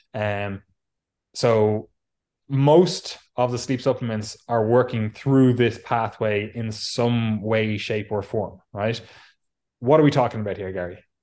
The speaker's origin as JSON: {"language": "English", "country": "Ireland", "moved": "yes", "lives_now": "England, United Kingdom", "said": "we're both Irish. I live in England. Obviously, I used to live in the mighty Ireland"}